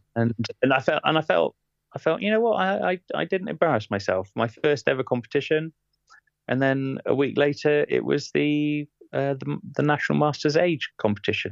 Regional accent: England, United Kingdom; also born or lived in Bath; now in Ashtead, United Kingdom; a Englishman

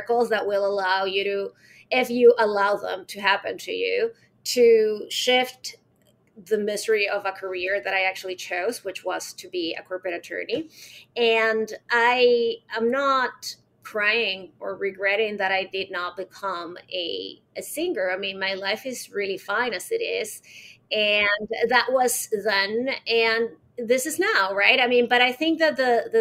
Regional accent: Caracas, Capital District, Venezuela; I was born in Caracas, Venezuela, and I'm 46 right now

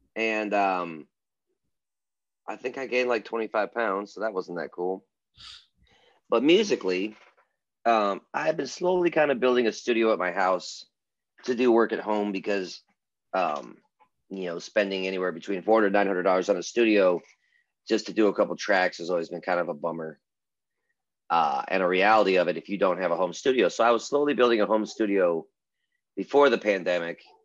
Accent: Michigan, United States; now in Nashville, United States; I'm a Michigan born musician, bass player, producer, uh, and I work out of Nashville

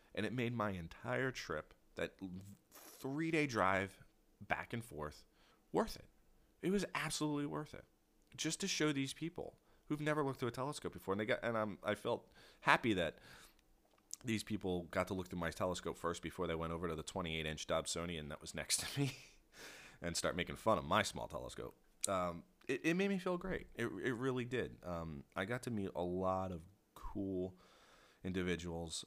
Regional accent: Philadelphia, Pennsylvania, United States; accent: Philly; I say water like that because I'm from Philly.

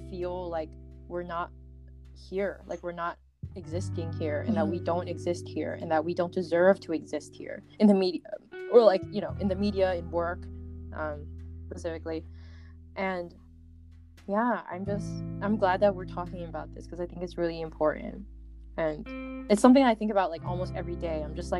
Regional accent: United States; born there; I actually see us as authentically American. Like, after a lot of thinking, I'm like, we were born here

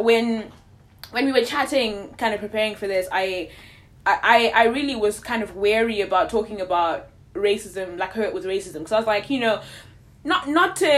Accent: Zimbabwe; born or raised there; moved away

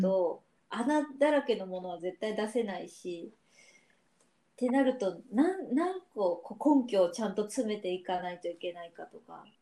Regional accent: Yamaguchi, Japan; moved away as an adult; also born or lived in Nishinomiya, Hyogo; 私山口県出身なんだけど

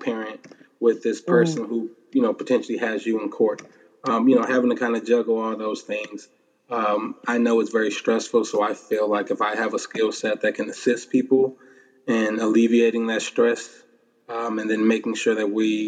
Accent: Detroit, Michigan, United States; growing up in Detroit, 7 mile area

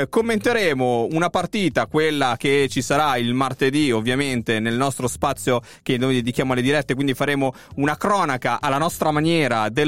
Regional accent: Southern Italy, Italy; da buon meridionale

